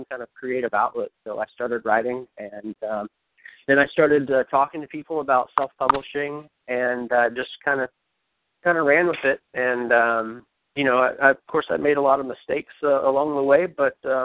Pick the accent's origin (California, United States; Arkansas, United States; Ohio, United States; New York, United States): Ohio, United States; Cincinnati; I'm from Cincinnati, Ohio